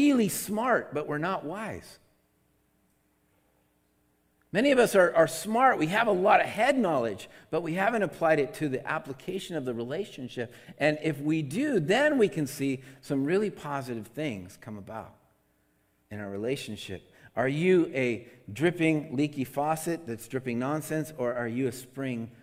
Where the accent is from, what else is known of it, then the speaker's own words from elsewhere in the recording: Seattle, Washington, United States; now in California, United States; I come from Seattle, and Seattle, you can drink out of the faucet up there.